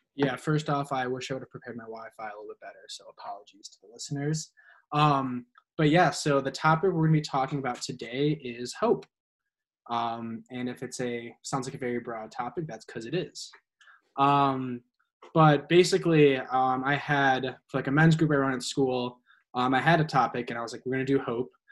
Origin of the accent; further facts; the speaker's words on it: Naperville, Illinois, United States; I hail from Naperville, Illinois, um, which is a far western suburb of Chicago